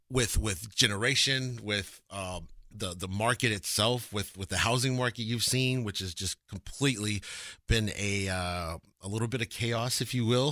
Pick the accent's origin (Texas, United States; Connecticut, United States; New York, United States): Texas, United States; Lubbock; now in Dallas, United States; I'm born and raised in Texas